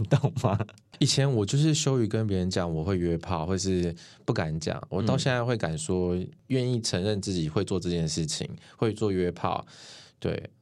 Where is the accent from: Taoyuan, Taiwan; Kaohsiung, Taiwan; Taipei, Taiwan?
Taoyuan, Taiwan; also born or lived in Tainan; now in Taichung, Taiwan; 我是桃园人